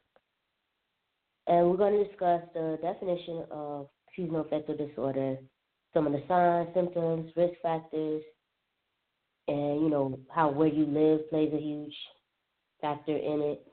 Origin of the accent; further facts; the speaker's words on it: Alabama, Florida, the South, United States; moved away as an adult; also born or lived in Southern California; now in Washington, D.C., United States; I grew up primarily in the South, Alabama, Florida